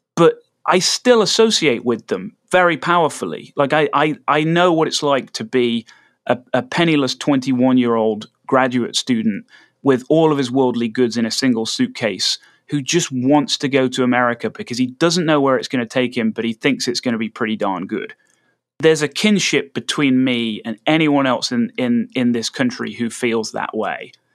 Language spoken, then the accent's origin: English; United Kingdom; moved away as an adult; now in United States